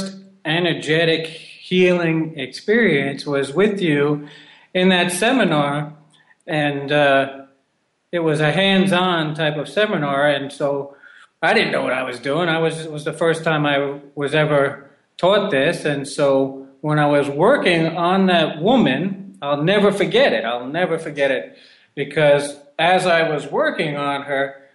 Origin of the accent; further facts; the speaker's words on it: New York, United States; moved away as an adult; also born or lived in Peru; I'm from New York.